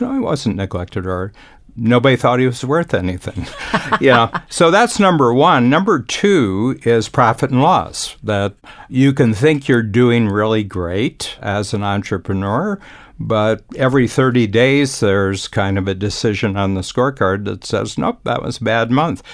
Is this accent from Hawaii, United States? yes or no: no; Ohio, United States; moved away; I grew up in a small town in Ohio